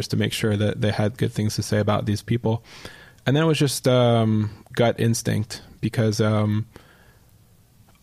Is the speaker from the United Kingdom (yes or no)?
no; Canada; now in New York, United States; as a Canadian